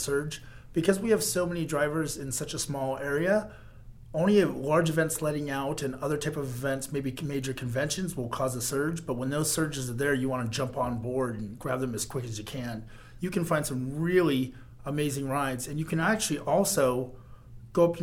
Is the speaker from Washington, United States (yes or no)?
yes; Seattle, Washington, United States; moved away as an adult; now in Las Vegas, United States; I hail from Seattle, Washington, but I've been living in Las Vegas for about 7 years now